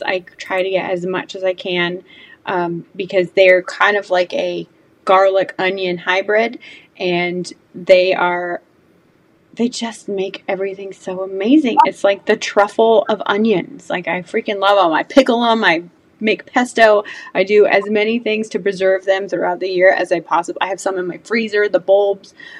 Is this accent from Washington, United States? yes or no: no; California, United States; now in Georgia, United States; I was born and raised in California